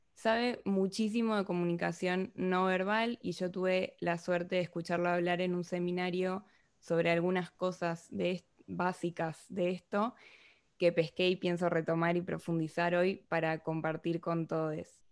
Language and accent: Spanish; Argentina; accent: Argentine; now in Spain